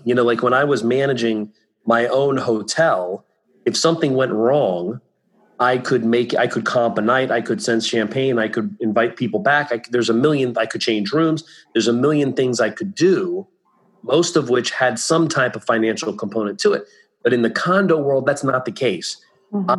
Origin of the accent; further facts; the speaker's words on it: Virginia Beach, Virginia, United States; moved away as an adult; also born or lived in Ithaca, New York / Beverly Hills, California; now in Florida, United States; in Virginia Beach, my hometown